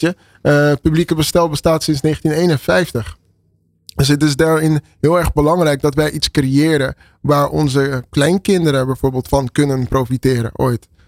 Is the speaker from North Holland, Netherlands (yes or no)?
yes; Amsterdam, North Holland, Netherlands; Ik ben geboren en getogen in Amsterdam